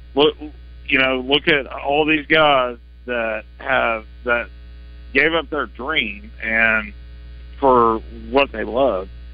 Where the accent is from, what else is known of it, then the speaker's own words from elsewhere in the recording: Cabot, Arkansas, United States; I'm not from Little Rock. I'm from Cabot